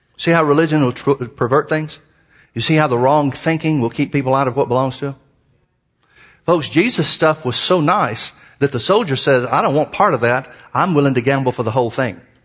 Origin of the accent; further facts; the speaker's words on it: Birmingham, Alabama, United States; moved away; I was brought up in Birmingham, Alabama